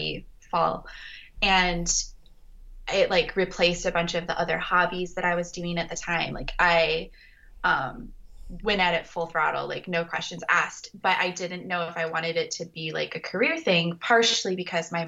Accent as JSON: {"language": "English", "region": "Colorado", "country": "United States", "tie": "born or raised there", "moved": "yes", "said": "my mom lives in Colorado and I grew up in Colorado"}